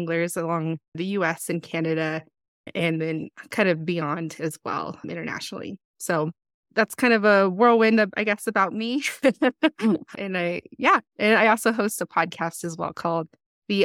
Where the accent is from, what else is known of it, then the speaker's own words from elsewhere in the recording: Kirtland, New Mexico, United States; I actually was born and raised in New Mexico, kind of in the Four Corners area. The largest town nearby is Farmington, but I grew up just outside of Farmington in a town called Kirtland.